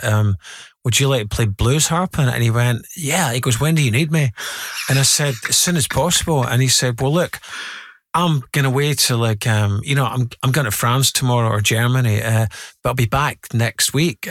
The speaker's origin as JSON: {"language": "English", "town": "Glasgow", "region": "Scotland", "country": "United Kingdom", "tie": "born or raised there", "said": "the Scotland, um, working class culture that I grew up in was very, very, very mature"}